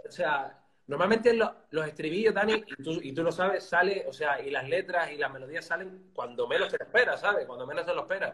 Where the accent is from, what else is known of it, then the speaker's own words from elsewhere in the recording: Telde, Canary Islands, Spain; soy de Telde, de, un, bueno, es un, eh, o sea, un barrio concretamente, Los Caserones Altos, pero una ciudad de, Gran Canaria